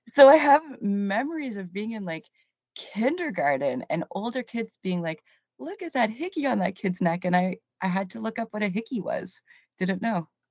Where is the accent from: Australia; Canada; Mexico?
Canada; Cambridge, Ontario; also born or lived in Hamilton, Ontario / St. Catharines, Ontario; Technically, I was born in Hamilton, Ontario, and I say technically 'cause I was raised in Cambridge